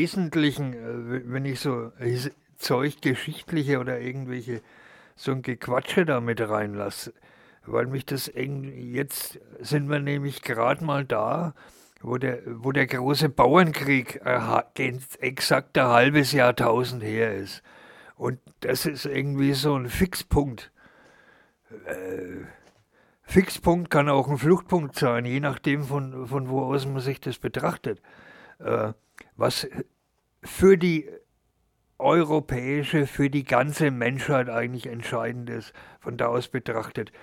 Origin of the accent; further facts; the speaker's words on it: Germany; Und ich als Deutscher